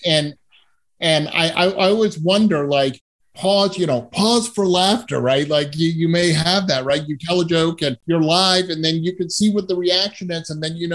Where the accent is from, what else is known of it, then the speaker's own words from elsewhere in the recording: Massachusetts, United States; moved away as an adult; also born or lived in Southern California / San Francisco / Boston; now in Bay Area, United States; I grew up in Massachusetts and went to college in Southern California